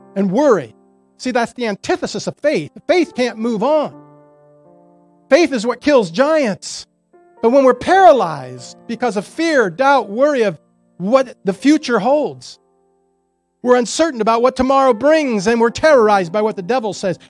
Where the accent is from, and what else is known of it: United States